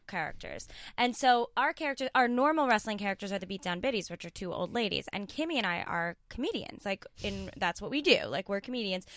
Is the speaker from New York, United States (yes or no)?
yes; New York, United States; I grew up in New York